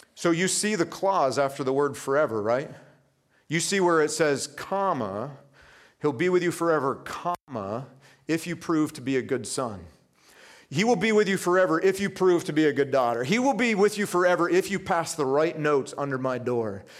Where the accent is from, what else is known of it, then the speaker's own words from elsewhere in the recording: Vermont, United States; I grew up in Vermont.